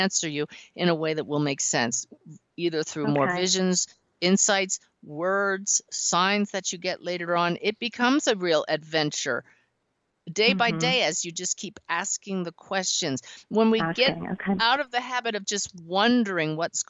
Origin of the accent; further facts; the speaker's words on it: West Chester, Pennsylvania, United States; I grew up near Delaware in Westchester, Pennsylvania